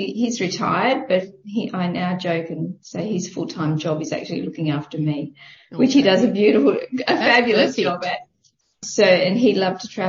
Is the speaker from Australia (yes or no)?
yes; Canberra, Australian Capital Territory, Australia; moved away as an adult; I was born in Canberra.